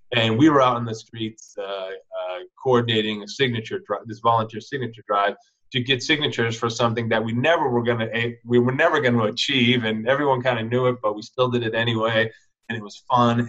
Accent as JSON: {"language": "English", "town": "Minneapolis", "region": "Minnesota", "country": "United States", "also_born_or_lived": "Santa Cruz, California", "moved": "as an adult", "said": "I'm from Minneapolis, but I moved out to Santa Cruz."}